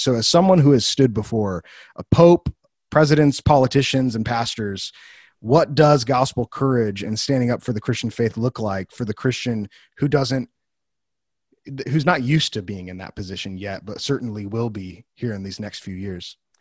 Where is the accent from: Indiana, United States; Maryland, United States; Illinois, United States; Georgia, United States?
Illinois, United States; Wheaton; moved away as an adult; also born or lived in Bible Belt; I grew up in Wheaton, which is a central hub